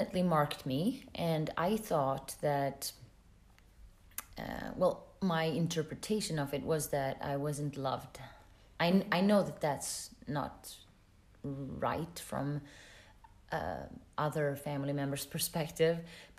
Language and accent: English; Sweden; moved away as an adult; also born or lived in California / London / Paris / Gothenburg, Sweden; now in Luxembourg; I come from Sweden